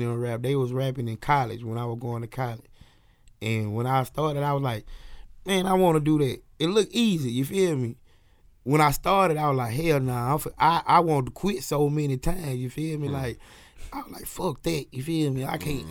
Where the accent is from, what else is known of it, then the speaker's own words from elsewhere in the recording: Philadelphia, Mississippi, United States; I'm from Philadelphia, Mississippi